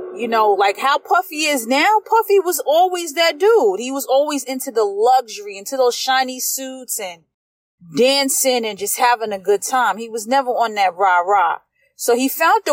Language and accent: English; East Coast, United States; I'm a product from the East Coast, so I'm a product of lyrics and storytelling